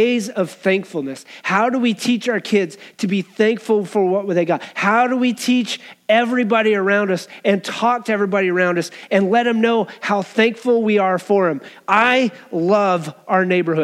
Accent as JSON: {"language": "English", "region": "Wyoming", "country": "United States", "tie": "born or raised there", "said": "I grew up in Wyoming."}